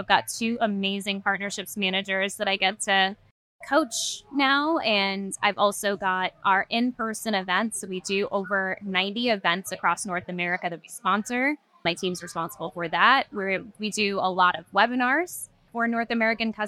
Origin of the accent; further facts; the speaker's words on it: Trinidad & Tobago; a former British colony, actually, Trinidad